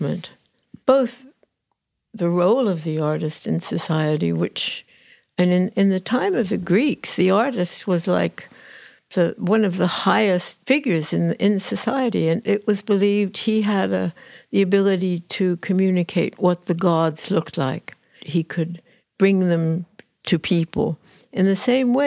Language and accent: English; United States; moved away as an adult; now in United Kingdom; I feel American.